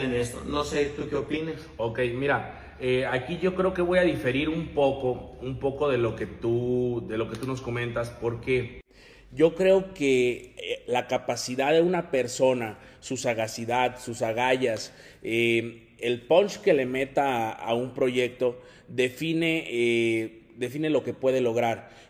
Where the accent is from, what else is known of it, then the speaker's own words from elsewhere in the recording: Sahuayo, Michoacán, Mexico; now in Guadalajara, Mexico; Yo no soy de aquí, yo soy de Michoacán